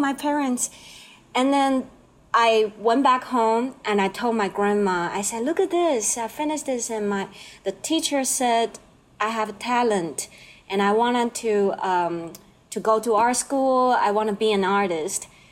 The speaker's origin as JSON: {"language": "English", "country": "Taiwan", "second_language": "English", "moved": "yes", "lives_now": "Jersey City, United States", "said": "I'm from Taiwan."}